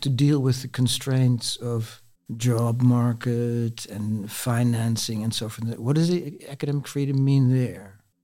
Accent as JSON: {"language": "English", "country": "Netherlands", "tie": "born or raised there", "also_born_or_lived": "France", "moved": "as an adult", "said": "I'm a Dutch native sociologist"}